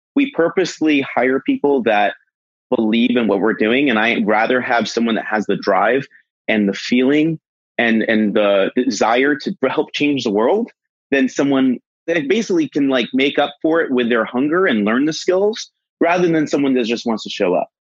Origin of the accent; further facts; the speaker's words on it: Boston, Massachusetts, United States; I'm from Boston